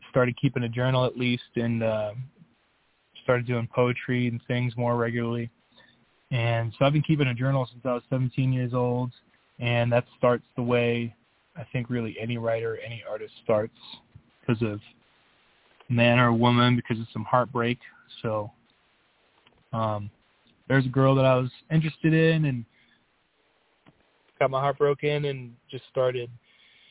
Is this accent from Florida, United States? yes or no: yes; St. Petersburg, Florida, United States; moved away as an adult; also born or lived in Miami, Florida; now in Colorado, United States; I was born around Miami, Florida, and I grew up in St. Petersburg, Florida, Tampa Bay area. I spent the first 22, 23 years of my life over there